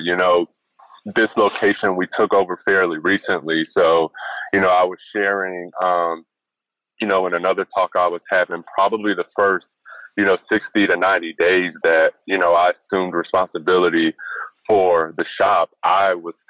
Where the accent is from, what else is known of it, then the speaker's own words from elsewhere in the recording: North Carolina, United States; growing up in North Carolina in that climate, I've been a UNC fan all my life